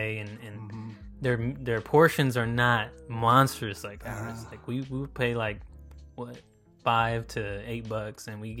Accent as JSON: {"language": "English", "country": "United States", "said": "it's kind of hard being an American specifically."}